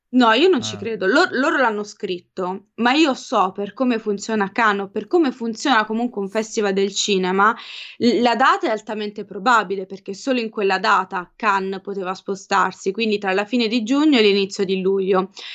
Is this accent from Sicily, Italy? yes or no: no; Apulia, Italy; moved away as an adult; io da pugliese